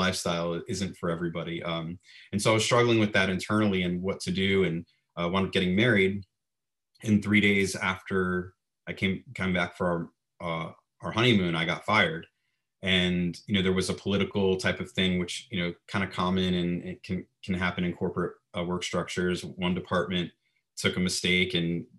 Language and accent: English; Florida, United States; moved away as an adult; also born or lived in Fort Lauderdale, Florida / Orlando, Florida; now in Los Angeles, United States; I'm originally from Florida, lived in South Florida, Fort Lauderdale, and lived in Orlando for 22 years